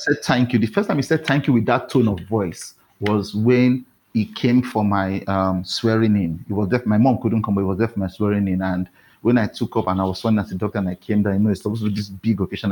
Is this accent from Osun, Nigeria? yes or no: no; Warri, Delta, Nigeria; moved away as an adult; also born or lived in Benin City, Nigeria; now in Lagos, Nigeria; I grew up in Warri, which is a nearby um, coastal town